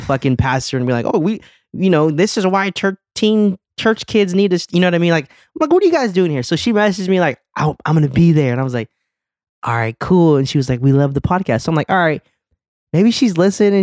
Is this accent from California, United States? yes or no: no; Arizona, United States; moved away; I'm in my home state, like, I'm Arizona, born and raised.